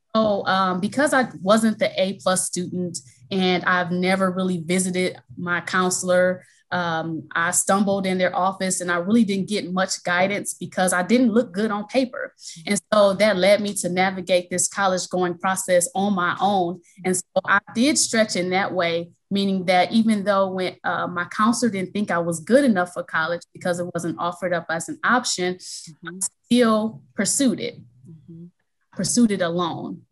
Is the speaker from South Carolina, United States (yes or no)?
no; Milwaukee, Wisconsin, United States; now in Chicago, United States; I'm originally from Milwaukee, Wisconsin, and I currently reside in Chicago, Illinois.